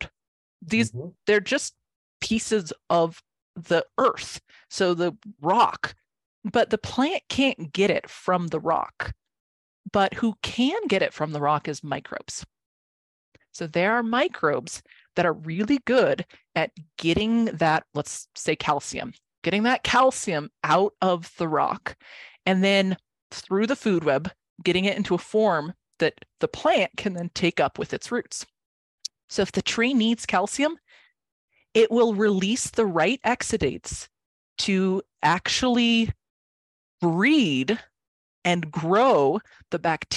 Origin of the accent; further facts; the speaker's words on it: Santa Fe, New Mexico, United States; I'm from Santa Fe